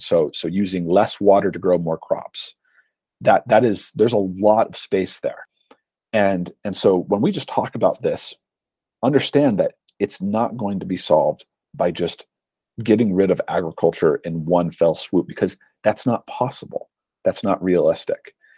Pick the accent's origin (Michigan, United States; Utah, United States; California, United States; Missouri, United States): Utah, United States; my home state of Utah